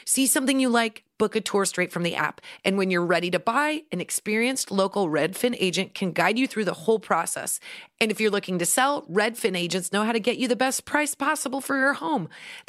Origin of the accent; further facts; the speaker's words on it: Midwest, United States; We're very from the Midwest.